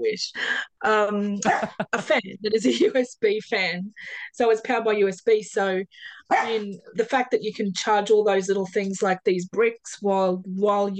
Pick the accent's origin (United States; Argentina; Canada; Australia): Australia; Perth, Western Australia; I come from Hamilton Hill in Perth